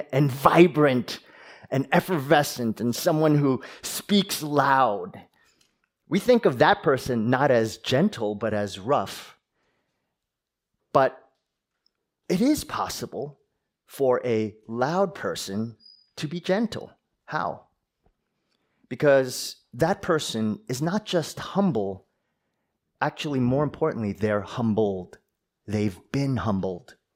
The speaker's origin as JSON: {"language": "English", "region": "New Jersey", "country": "United States", "tie": "born or raised there", "accent": "New Jersey", "said": "Some of you know that I grew up in New Jersey, and you know, I practiced hard to actually get rid of my New Jersey accent when preaching"}